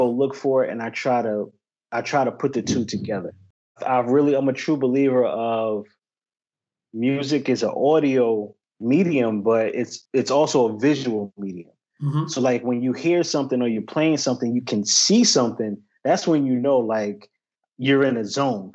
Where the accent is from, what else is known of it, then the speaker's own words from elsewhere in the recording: Peekskill, New York, United States; moved away as an adult; also born or lived in Edinboro, Pennsylvania; now in North Carolina, United States; I'm from Peekskill, New York.